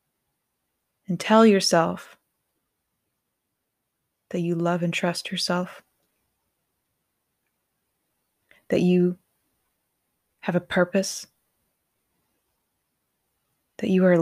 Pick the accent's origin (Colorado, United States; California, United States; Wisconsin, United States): Colorado, United States; Growing up in Colorado